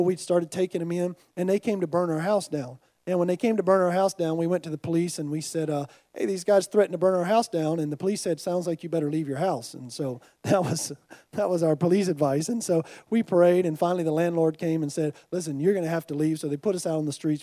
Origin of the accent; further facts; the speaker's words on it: United States; I'm from America.